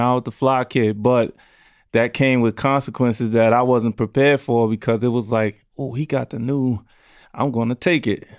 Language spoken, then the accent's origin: English; New York City, New York, United States; I grew up in Brownsville, New York, Brownsville, Brooklyn, excuse me, New York